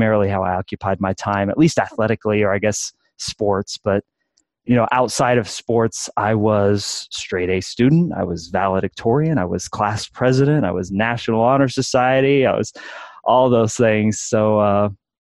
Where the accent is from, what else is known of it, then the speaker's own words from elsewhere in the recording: Midwest, United States; now in Colorado, United States; Born and raised in the Midwest here in the United States, now currently living in beautiful Colorado